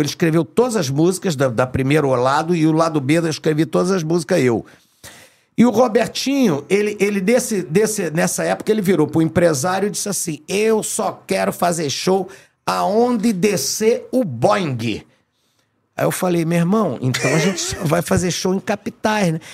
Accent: Rio de Janeiro, Brazil; eu fui nascido e criado no Meyer

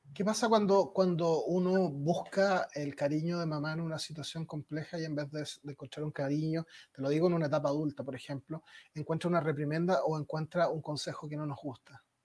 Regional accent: Chile; pueblo chileno, mi pueblo por supuesto

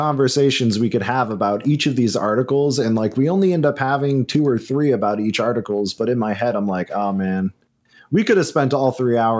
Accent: Vermont, United States; I'm from Vermont, which is where the Lake Champlain Monster, a.k.a. Champ, a.k.a. Champy

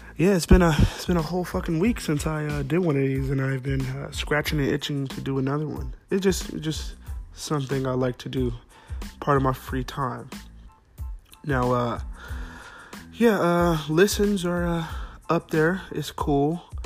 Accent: Fresno, California, United States; also born or lived in Clovis, California; we grew up on the West Side, West, West Side

